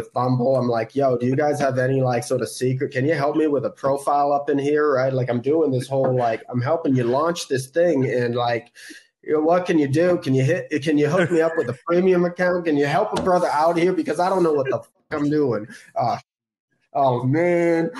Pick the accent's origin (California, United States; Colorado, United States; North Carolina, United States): California, United States; San Francisco; I'm from California, like, oh, I'm from San Francisco